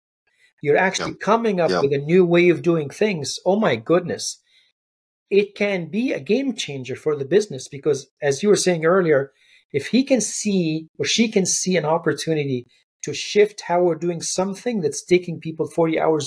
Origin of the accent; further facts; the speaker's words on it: Egypt; when I growing up in Egypt